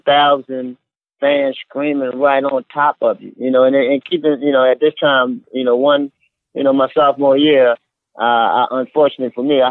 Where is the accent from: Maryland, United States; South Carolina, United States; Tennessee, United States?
Maryland, United States; Baltimore; I'm from Baltimore, man.